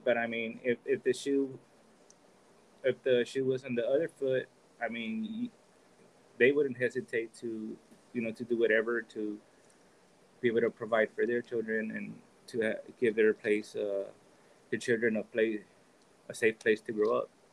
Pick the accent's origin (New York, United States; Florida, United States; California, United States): California, United States; Oakland; moved away as an adult; now in Tijuana, Mexico; my mother, she took me to Oakland, California, when I was about about three months old. Uh, so I was raised in, you know, in California